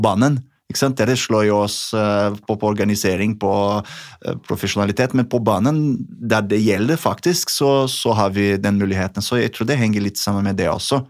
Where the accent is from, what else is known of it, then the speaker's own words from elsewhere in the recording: Brazil; moved away; det som jeg har vokst opp med i, i Brasil